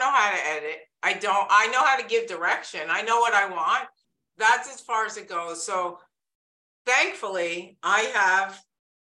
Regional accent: New York, United States; accent: New York; moved away as an adult; that big New York accent

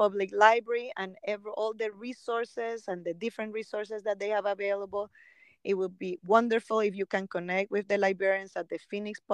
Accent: Nicaragua; moved away; I am from Nicaragua

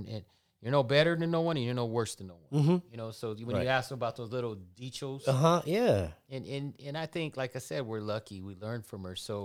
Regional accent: San Diego, California, United States; we were from San Diego

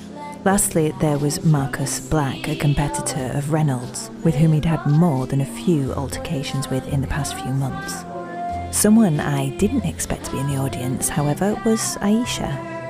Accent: Yorkshire and the Humber, United Kingdom; accent: Yorkshire; I can sing without my Yorkshire accent too.

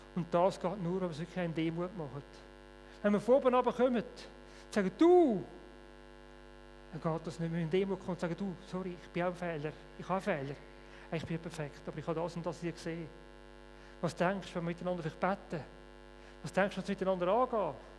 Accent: Switzerland; Bei uns in der Schweiz

